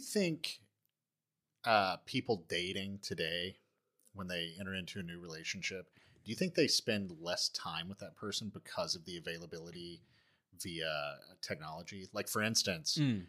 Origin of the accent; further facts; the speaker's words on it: East Tennessee, United States; growing up in East Tennessee